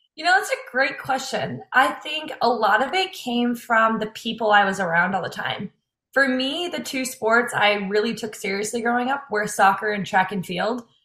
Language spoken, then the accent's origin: English; St. Louis, Missouri, United States; moved away as an adult; now in Iowa, United States; I'm from St. Louis, Missouri originally